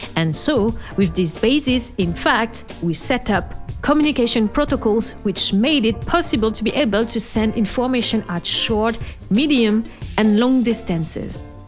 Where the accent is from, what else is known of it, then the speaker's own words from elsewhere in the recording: France; accent: French; English is a second language; my French accent